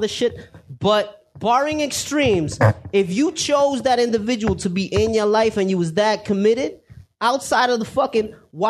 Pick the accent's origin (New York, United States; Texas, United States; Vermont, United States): New York, United States; I'm from New York.